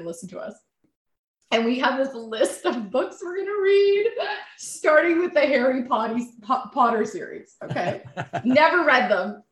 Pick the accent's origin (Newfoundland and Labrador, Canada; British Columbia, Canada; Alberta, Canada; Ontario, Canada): Ontario, Canada; Toronto; I grew up in Toronto